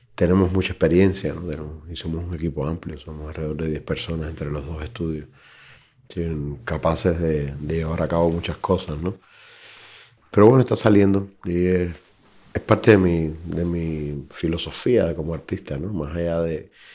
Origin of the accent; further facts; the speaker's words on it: Cuba; moved away as an adult; sabiendo que soy cubano